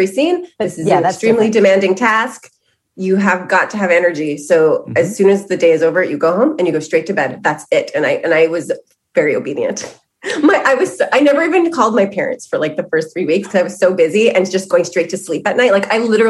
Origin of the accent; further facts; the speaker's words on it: Toronto, Ontario, Canada; in the 90s, like growing up in North York